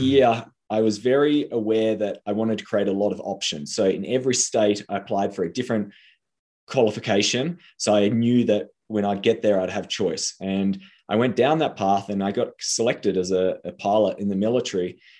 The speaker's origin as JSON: {"language": "English", "region": "Tasmania", "country": "Australia", "moved": "yes", "said": "I came from Tasmania, and there in Tasmania, success is being a doctor."}